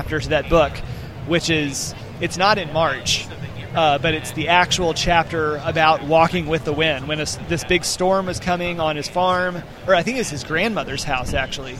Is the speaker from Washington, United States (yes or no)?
no; Montgomery, Alabama, United States; I grew up in Montgomery at that time, just down the road from where he was living, just outside Troy